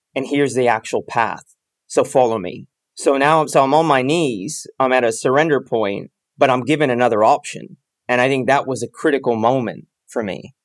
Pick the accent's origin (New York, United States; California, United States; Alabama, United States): California, United States; Bay Area; I grew up in the Bay Area